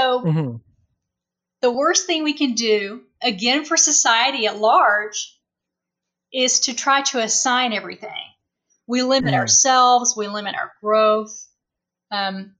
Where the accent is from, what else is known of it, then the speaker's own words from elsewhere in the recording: the South, United States; moved away as an adult; now in Las Vegas, United States; I'm from the South.